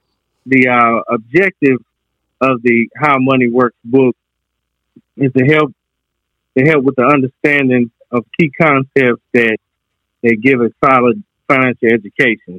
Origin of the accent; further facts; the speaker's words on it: Goldston, North Carolina, United States; I'm from North Carolina, a little place called Golston